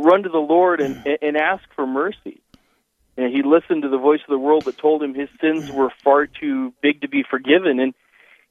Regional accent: Missoula, Montana, United States; now in Sioux Falls, United States; I grew up in Missoula, Montana, up in the mountains.

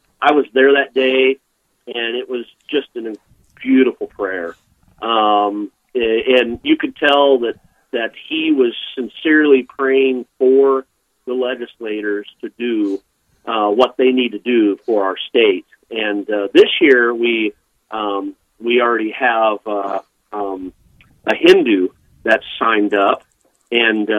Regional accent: Wichita, Kansas, United States; also born or lived in Eugene, Oregon; now in Bismarck, United States; I grew up in Wichita, Kansas

